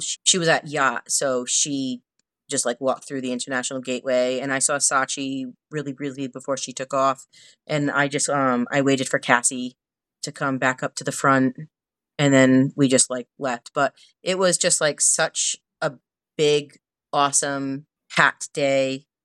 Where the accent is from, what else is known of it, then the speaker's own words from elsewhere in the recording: Northeast, United States; I'm from the Northeast